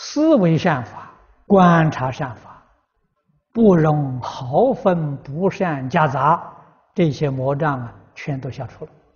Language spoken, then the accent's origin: Chinese; Guizhou, China; moved away; 我过去小时候在贵州念书